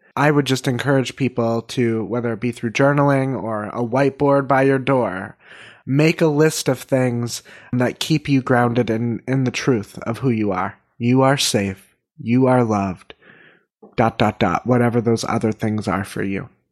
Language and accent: English; Northern California, United States; we are all from Northern California